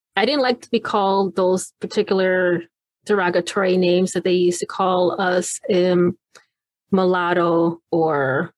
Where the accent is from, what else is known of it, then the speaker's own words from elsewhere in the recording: Okinawa, Japan; born there; accent: British; moved away; I was born in Okinawa. And they said, well, where is that? And I'm like, that's Japan.